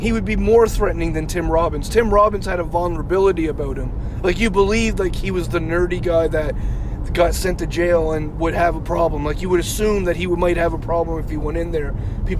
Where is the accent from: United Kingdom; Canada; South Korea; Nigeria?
Canada